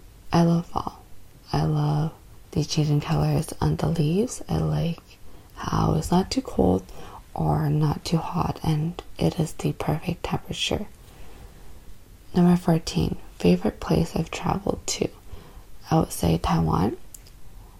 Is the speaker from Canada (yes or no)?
yes; Canada; I am Canadian, born and raised in Canada